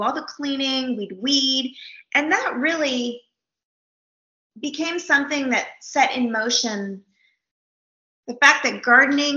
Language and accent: English; Napa Valley, California, United States; now in Houston, United States; I grew up in the Napa Valley in California, which is really a beautiful place with vineyards